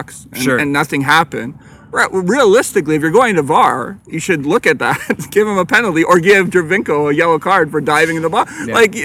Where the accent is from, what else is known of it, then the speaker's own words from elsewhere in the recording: Ireland; I'm Irish.